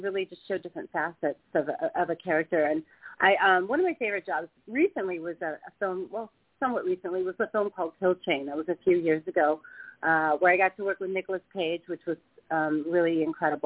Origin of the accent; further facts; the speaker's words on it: Midwest, United States; moved away; I grew up in the Midwest